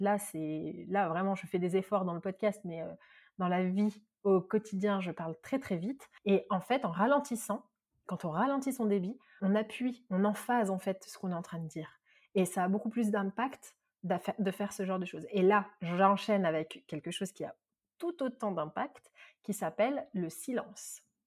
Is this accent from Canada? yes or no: no; Marseille, Provence-Alpes-Côte d'Azur, France; je suis une vraie Marseillaise